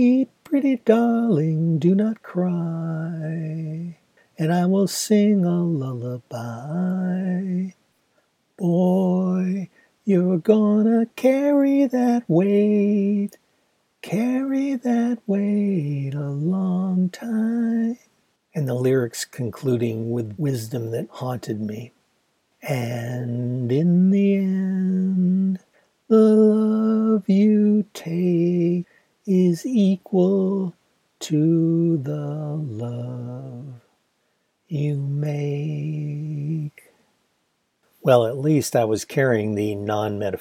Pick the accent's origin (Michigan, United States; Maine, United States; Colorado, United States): Michigan, United States; Ann Arbor; also born or lived in Kalamazoo, Michigan; my hometown in Ann Arbor